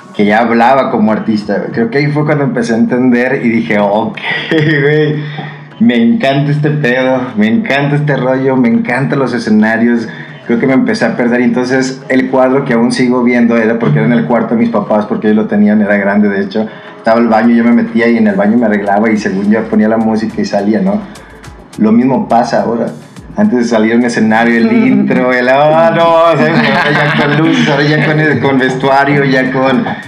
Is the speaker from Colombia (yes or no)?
no; Guadalajara, Jalisco, Mexico; moved away as an adult; also born or lived in United States; now in Mexico City, Mexico; me fui a Estados Unidos a estudiar, regresé a Guadalajara